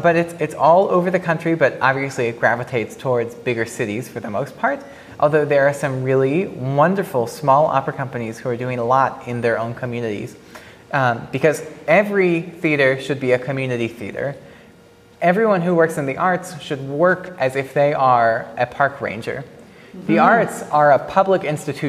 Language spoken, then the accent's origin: English; Kentucky, United States; moved away; also born or lived in Chicago; I was from Kentucky